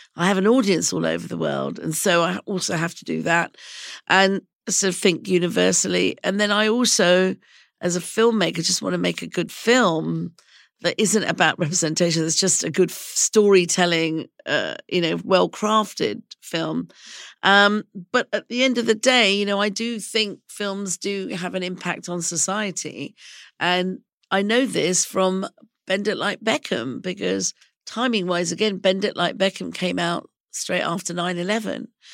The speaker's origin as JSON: {"language": "English", "region": "London", "country": "United Kingdom", "tie": "born or raised there", "said": "I was raised in England and I consider myself a Londoner"}